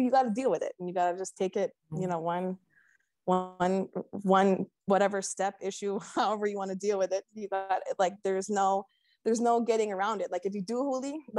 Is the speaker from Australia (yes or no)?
no; Hawaii, United States; being Hawaiian